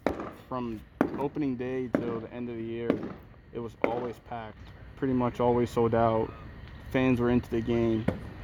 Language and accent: English; Miami, Florida, United States